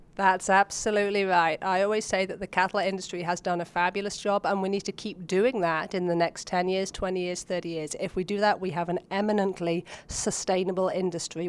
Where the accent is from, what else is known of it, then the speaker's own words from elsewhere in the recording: Oxford, South East England, United Kingdom; moved away as an adult; now in United States; As you can hear from my accent, I actually grew up back in Oxford, England.